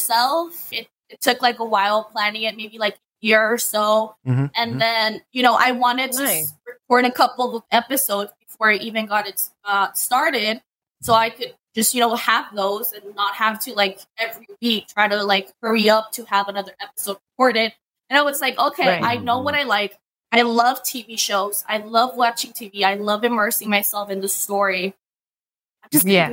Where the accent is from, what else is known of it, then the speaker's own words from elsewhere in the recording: Imperial Valley, California, United States; I'm from the Imperial Valley, so we're used to earthquakes